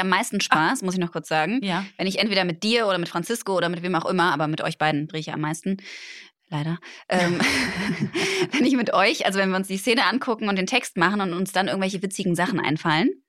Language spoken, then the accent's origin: German; Cologne, North Rhine-Westphalia, Germany; born or raised there